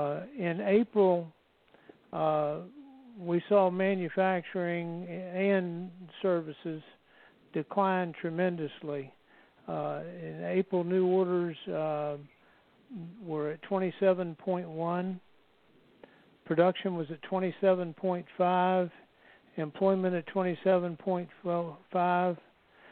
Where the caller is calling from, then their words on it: Marietta, Georgia, United States; I'm in Marietta, Georgia, just down the road from Tim.